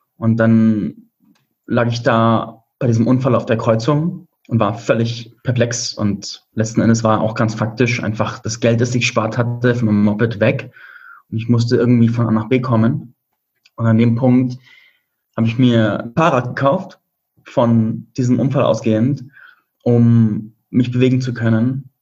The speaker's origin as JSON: {"language": "German", "country": "Germany", "also_born_or_lived": "Spain", "moved": "as an adult", "said": "meine Heimat hinter mir lassen"}